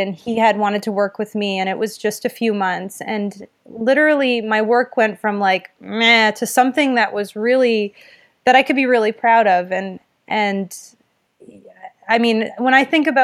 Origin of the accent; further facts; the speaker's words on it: Windsor, Ontario, Canada; I'm from Windsor, Ontario